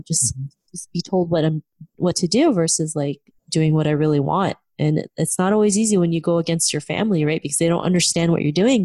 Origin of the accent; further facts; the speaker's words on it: Philippines; moved away; also born or lived in Canada; growing up in the Philippines and in Canada